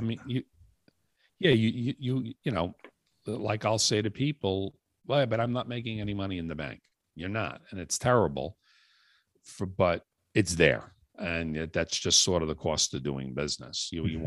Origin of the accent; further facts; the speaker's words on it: New York City, New York, United States; moved away as an adult; now in Long Island, United States; I was uh, born and raised in the Bronx, New York, moved out to Long Island uh, probably about 30 some odd years ago